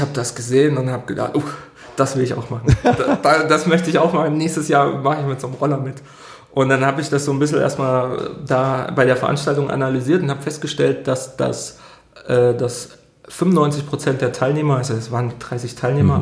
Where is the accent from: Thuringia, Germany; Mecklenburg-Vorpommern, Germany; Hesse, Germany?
Thuringia, Germany; Thuringian Forest, Germany; moved away as an adult; now in Dortmund, Germany; Ich bin im Thüringer Wald groß geworden, ja. ähm, unweit des Rennsteigs